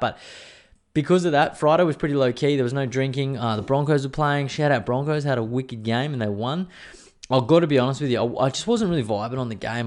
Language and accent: English; Queensland, Australia; I'm a Queenslander